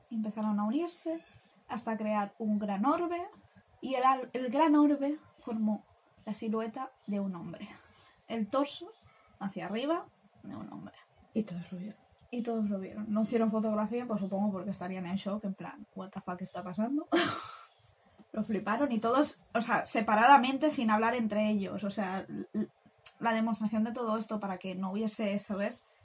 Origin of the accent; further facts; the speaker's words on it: Spain; somos españolas